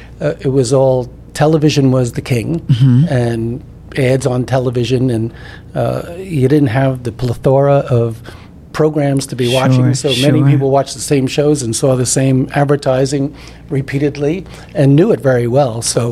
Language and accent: English; New York City, New York, United States; I grew up in New York City, media capital of the world